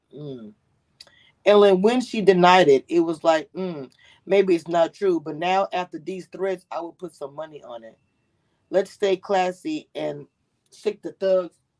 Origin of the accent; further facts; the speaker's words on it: Louisiana, United States; I'm from Louisiana. We a big ass family.